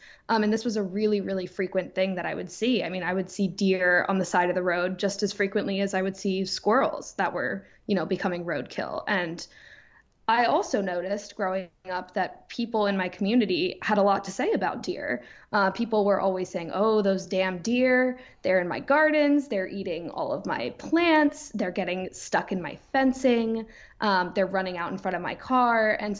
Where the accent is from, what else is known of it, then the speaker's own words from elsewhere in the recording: New York, United States; I grew up on the East End of Long Island, which a lot of people know as the Hamptons. You know, year round, it's a small town just like any other